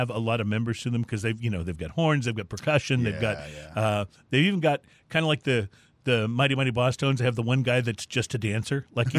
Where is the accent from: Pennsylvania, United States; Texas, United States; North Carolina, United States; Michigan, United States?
Texas, United States; Houston; And we're from Houston, Texas.